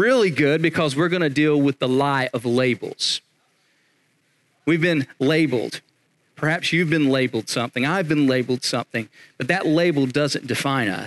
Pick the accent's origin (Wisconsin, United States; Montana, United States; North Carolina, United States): North Carolina, United States; Eastern; I'm from Eastern North Carolina